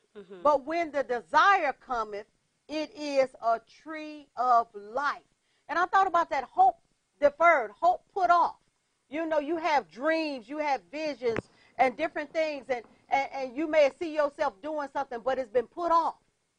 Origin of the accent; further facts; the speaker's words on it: Detroit, Michigan, United States; I came from Detroit. And over the city of Detroit was a spirit of hopelessness.